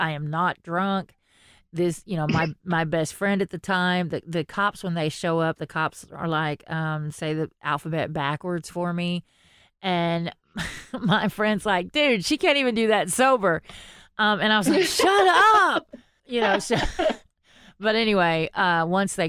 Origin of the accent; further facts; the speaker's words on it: Texas, United States; I am from Texas.